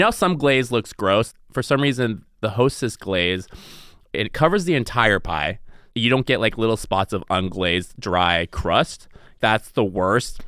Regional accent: the Northwest, Pacific Northwest, United States; moved away as an adult; also born or lived in Seattle; now in Los Angeles, United States; I grew up in the Northwest

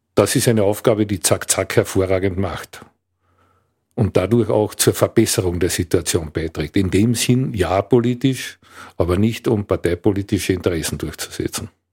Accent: Villach, Carinthia, Austria; also born or lived in Klagenfurt / Graz; Ich komme aus Kärnten, aus Villach konkret

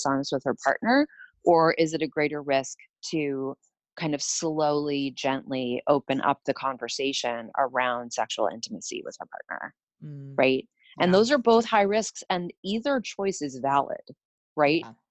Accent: New York City, New York, United States; I grew up in New York City

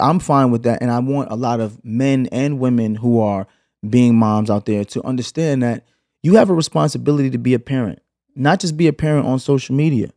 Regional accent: New York City, New York, United States; moved away as an adult; also born or lived in Los Angeles, United States; now in Atlanta, United States; we moved from Canarsie, from from Flatbush to Canarsie when I was 8

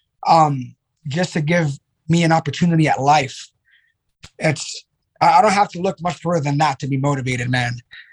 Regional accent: New York City, New York, United States; growing up in the Bronx in the early 80s

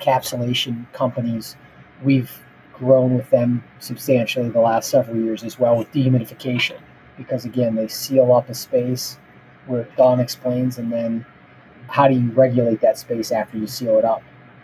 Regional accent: Pittsburgh, Pennsylvania, United States; moved away; I'm originally from Pittsburgh

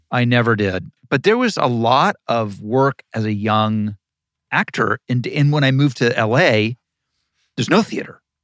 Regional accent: Ohio, United States; growing up in Ohio and wanting to be an actor

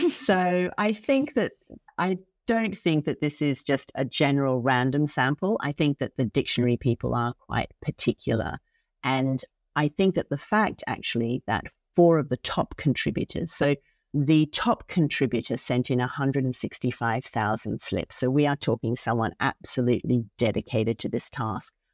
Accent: Australia; moved away; I'm originally from Australia

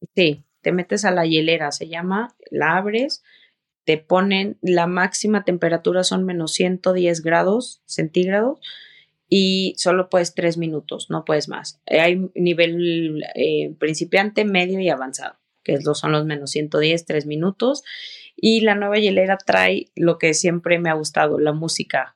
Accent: San Luis Potosí, Mexico; moved away; also born or lived in Nuevo León; San Luis, donde yo nací

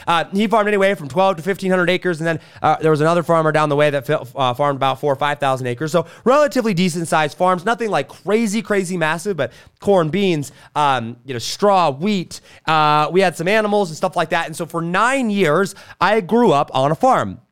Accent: suburbs of Los Angeles, California, United States; moved away; also born or lived in Wisconsin; I was born in Wisconsin, and at age one, I moved to California, suburbs of, of Los Angeles

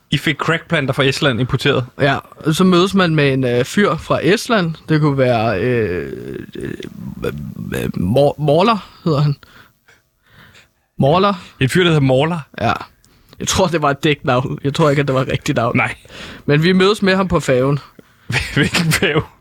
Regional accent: Herlev, Capital Region of Denmark, Denmark; så tager man tilbage til Herlev, hvor jeg er fra, øh, i mit tilfælde

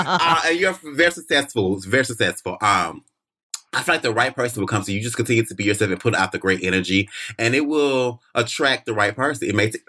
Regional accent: the South, United States; now in Los Angeles, United States; I'm from the South.

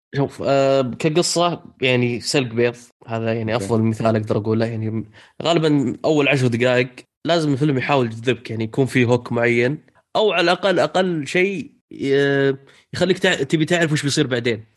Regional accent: Saudi Arabia; عندنا في السعودية

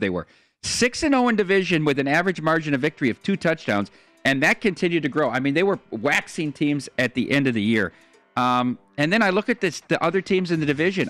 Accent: Dubuque, Iowa, United States; I grew up in Dubuque, Iowa, three hours from Chicago.

